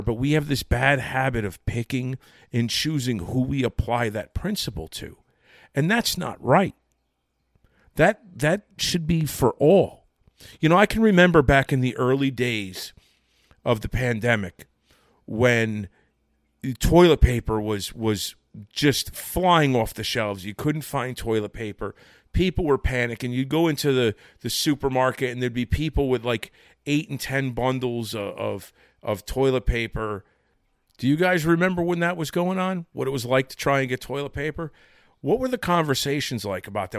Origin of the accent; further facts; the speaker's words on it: Connecticut, United States; now in New Jersey, United States; I was born and raised in Connecticut